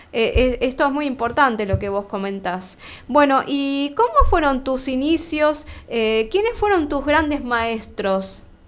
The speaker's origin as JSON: {"language": "Spanish", "area": "Almirante Brown", "region": "Buenos Aires Province", "country": "Argentina", "said": "yo soy de Almirante Brown"}